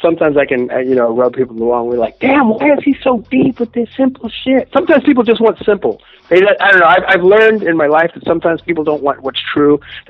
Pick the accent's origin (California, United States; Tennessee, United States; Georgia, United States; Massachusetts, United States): California, United States; Los Angeles; also born or lived in Inglewood, California / Watts / Atwater Village / Pasadena; I was born in Inglewood, California. I was raised in the Los Angeles area. I've lived everywhere from Watts to Atwater Village to Pasadena. But on the West Coast, I would say that I spent most of my time and was raised and therefore claimed the San Fernando Valley.